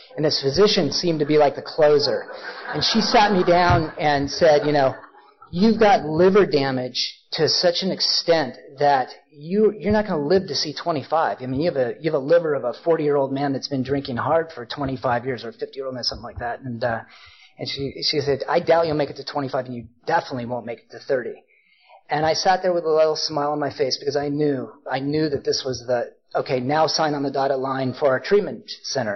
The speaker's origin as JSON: {"language": "English", "town": "Portland", "region": "Oregon", "country": "United States", "tie": "born or raised there", "also_born_or_lived": "Ashland, Oregon", "said": "I grew up in Portland, but I was down in Ashland"}